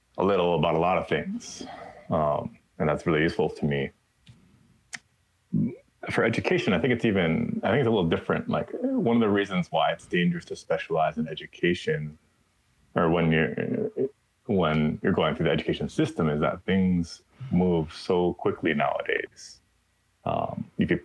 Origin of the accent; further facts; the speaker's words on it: Hawaii, United States; grow up here in a place where there is so much knowledge